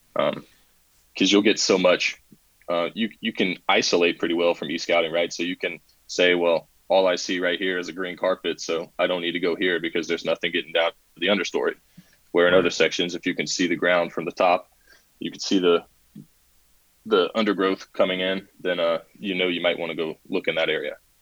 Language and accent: English; South Carolina, United States; I've been born and raised in South Carolina, not necessarily the part that I live in now, um, but around the area.